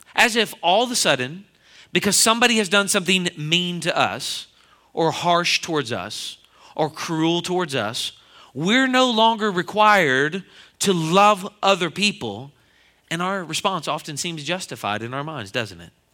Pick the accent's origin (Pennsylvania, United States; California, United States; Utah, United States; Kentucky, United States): Pennsylvania, United States; Philadelphia; I'm from the Philadelphia area